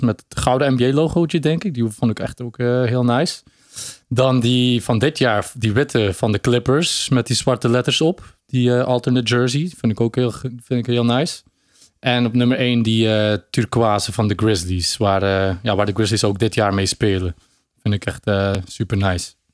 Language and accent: Dutch; Belgium; ik ben een Belg